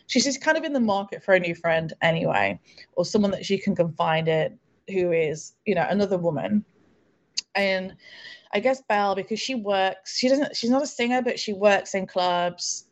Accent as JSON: {"language": "English", "country": "United Kingdom", "also_born_or_lived": "London", "said": "I'm British. I live in London"}